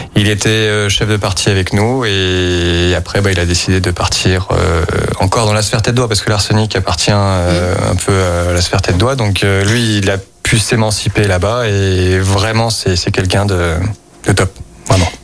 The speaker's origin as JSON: {"language": "French", "town": "Lyon", "region": "Auvergne-Rhône-Alpes", "country": "France", "said": "Je suis lyonnais"}